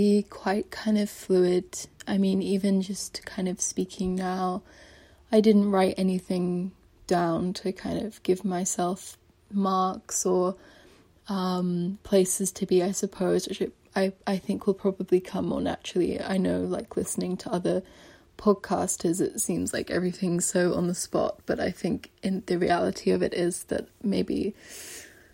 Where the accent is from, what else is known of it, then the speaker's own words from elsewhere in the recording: London, United Kingdom; moved away; I grew up in London as well